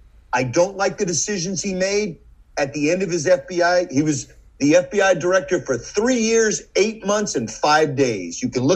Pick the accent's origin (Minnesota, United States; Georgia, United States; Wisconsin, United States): Georgia, United States; so you're smarter than I grew up in Georgia.